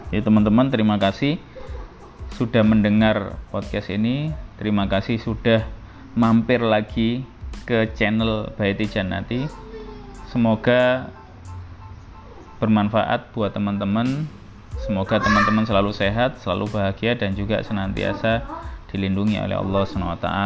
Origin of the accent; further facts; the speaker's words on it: Surabaya, East Java, Indonesia; jadi ibu saya sama ayah saya itu dulu di satu SMA negeri yang sama yaitu SMA Negeri 4 Surabaya jadi teman-teman saya asli orang Surabaya tapi saya sekarang nggak tinggal di Jojoran